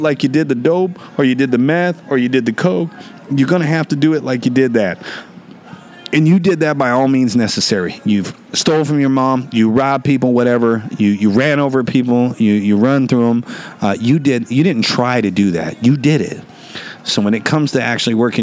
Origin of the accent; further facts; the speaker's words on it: Alaska, United States; moved away; also born or lived in West Palm Beach, Florida / North Carolina / Arizona; I was born in West Palm Beach, Florida, raised up in Alaska